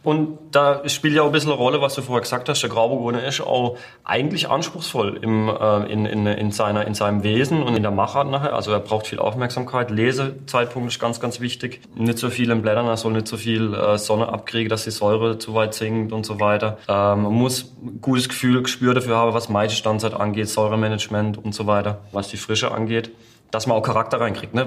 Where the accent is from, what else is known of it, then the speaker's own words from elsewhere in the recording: Baden-Württemberg, Germany; Winzergemeinschaft war bei uns in Baden ganz, ganz wichtig